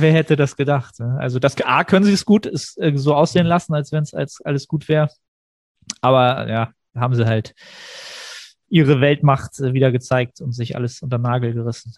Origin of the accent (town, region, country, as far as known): Germany